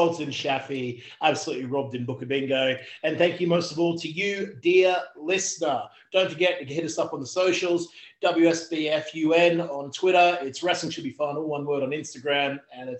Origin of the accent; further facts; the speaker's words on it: Gatton, Queensland, Australia; I did say I was from Gatton, Queensland, Australia.